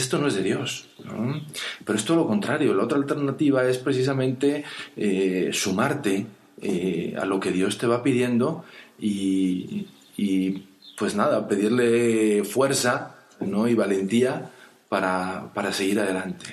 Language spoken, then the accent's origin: Spanish; Mexico; siendo mexicano